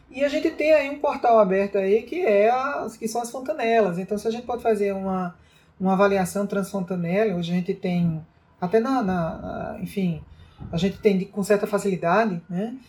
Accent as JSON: {"language": "Portuguese", "town": "Santa Luzia", "country": "Brazil", "tie": "born or raised there", "said": "lá na minha terra, lá em Santa Luzia"}